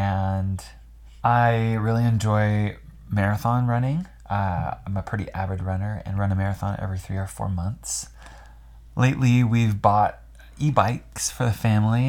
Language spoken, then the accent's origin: English; Colorado, United States; moved away as an adult; now in Utah, United States; So we live in Utah, in the Salt Lake area, a little south of there. And I am originally from Colorado.